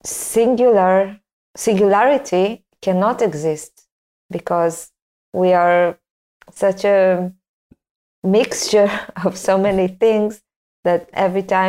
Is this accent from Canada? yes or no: no; Tel Aviv, Tel Aviv District, Israel; I grew up in Tel Aviv